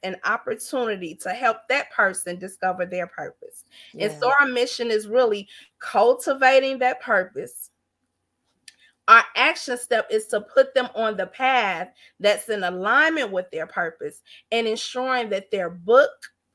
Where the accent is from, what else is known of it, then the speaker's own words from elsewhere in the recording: Gary, Indiana, United States; I grew up in Gary, Indiana